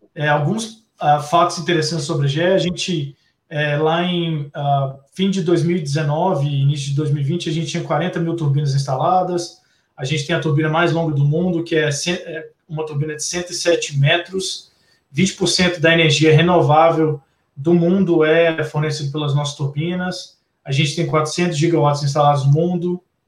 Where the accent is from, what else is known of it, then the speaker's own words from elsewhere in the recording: Belo Horizonte, Minas Gerais, Brazil; eu sou de BH também